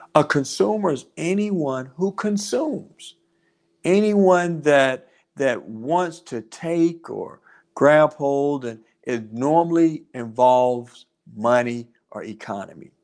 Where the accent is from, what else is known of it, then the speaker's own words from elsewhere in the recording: North Carolina, United States; now in Georgia, United States; my home state of North Carolina